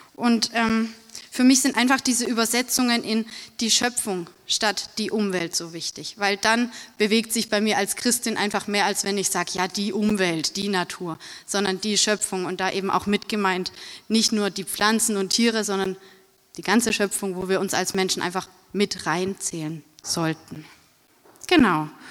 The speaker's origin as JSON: {"language": "German", "town": "Bruchsal", "region": "Baden-Württemberg", "country": "Germany", "said": "in Bruchsal, wo ich herkomme"}